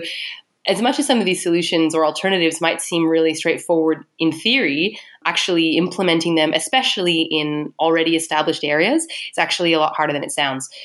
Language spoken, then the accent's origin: English; Canada; moved away as an adult; now in Melbourne, Australia; I'm Canadian